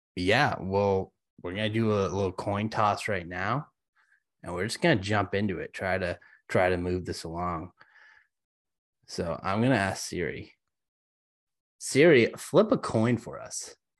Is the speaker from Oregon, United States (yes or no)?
no; Boston, Massachusetts, United States; I was born in Chinatown. uh, Boston